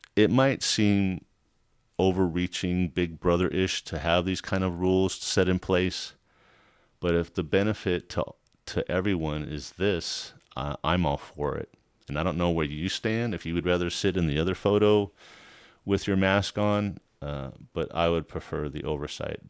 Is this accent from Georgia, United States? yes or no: no; a small town south of Los Angeles, California, United States; When I grew up in California, in Los Angeles, a small town south of Los Angeles.